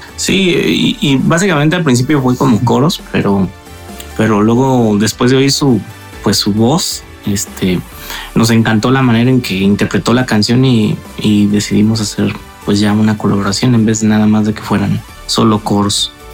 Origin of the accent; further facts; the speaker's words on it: Morelia, Michoacán, Mexico; Nosotros somos de Morelia, Michoacán